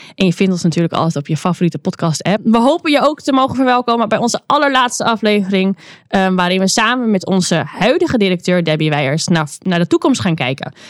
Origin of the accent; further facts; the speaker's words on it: Netherlands; wij kunnen als Nederlanders